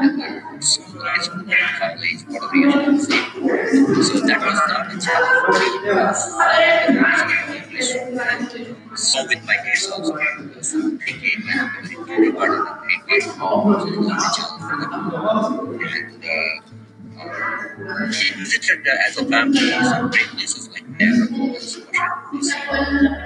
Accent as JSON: {"language": "English", "country": "India", "moved": "as an adult", "lives_now": "New Jersey, United States", "said": "I'm basically from India"}